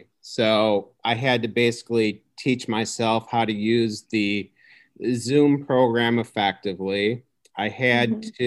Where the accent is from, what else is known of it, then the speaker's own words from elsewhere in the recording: Homewood, Illinois, United States; born and raised in the Chicago suburbs. I grew up in a town called Homewood. So I've basically been in Illinois my whole life.